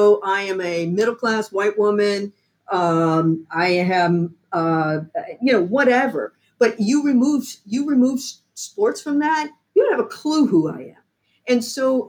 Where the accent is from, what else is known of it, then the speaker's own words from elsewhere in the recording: the South, United States; I'm a Southerner. You know, I'm a good Southern girl.